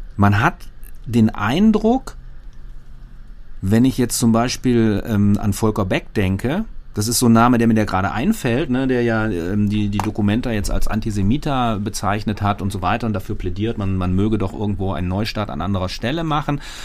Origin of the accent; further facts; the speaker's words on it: Germany; als Deutsche